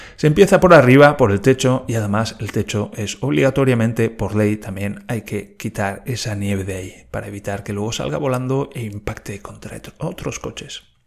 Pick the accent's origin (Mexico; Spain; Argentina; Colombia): Spain; Valencia, Valencian Community; yo vengo de Valencia